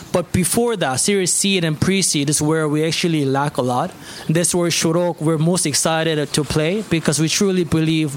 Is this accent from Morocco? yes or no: no; South Korea; also born or lived in United States; now in Abu Dhabi, United Arab Emirates; I come from South Korea, but educated and worked in the U.S., and I moved here actually last October.